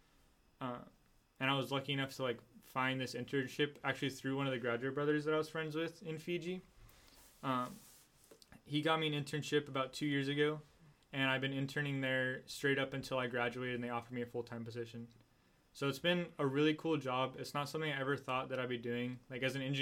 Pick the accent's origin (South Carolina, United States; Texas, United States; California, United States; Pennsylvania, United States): California, United States; San Diego; now in Orange County, United States; I'm from San Diego, and I'm still friends with a lot of guys down there